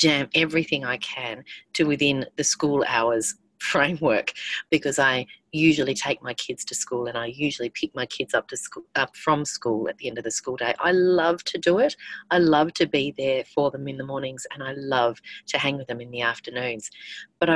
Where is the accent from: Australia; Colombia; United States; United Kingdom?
Australia